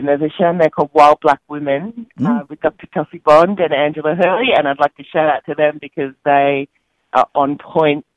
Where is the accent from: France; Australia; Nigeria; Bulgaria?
Australia; we're from Australia